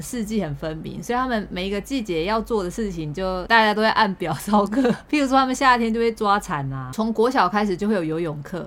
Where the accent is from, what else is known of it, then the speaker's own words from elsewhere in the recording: Taiwan; now in Japan; 因为我们是台湾人嘛